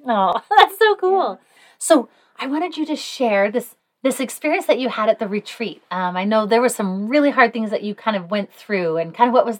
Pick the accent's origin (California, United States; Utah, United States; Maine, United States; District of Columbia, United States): Utah, United States; West Valley City; currently lives in West Valley, which is my hometown.